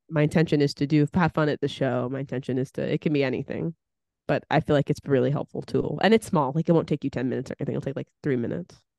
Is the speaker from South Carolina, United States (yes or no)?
no; California, United States; moved away; also born or lived in East Coast; Growing up in California